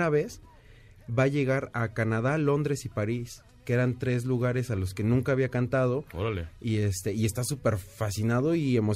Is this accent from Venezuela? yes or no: no; Mexico; qué padre uno como mexicano